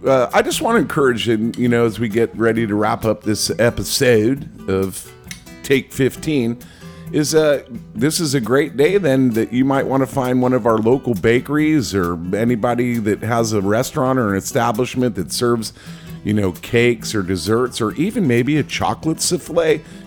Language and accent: English; United States; I'm American.